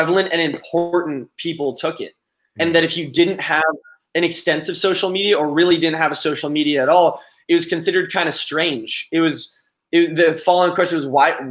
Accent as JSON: {"language": "English", "town": "Los Angeles", "region": "California", "country": "United States", "tie": "born or raised there", "said": "growing up in Los Angeles and Southern California"}